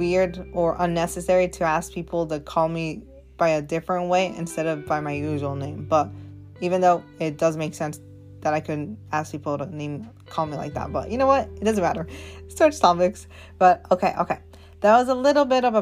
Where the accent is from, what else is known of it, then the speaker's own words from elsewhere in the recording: Oregon, United States; I am a Latina born and raised in Oregon, of course, but I am basically from the United States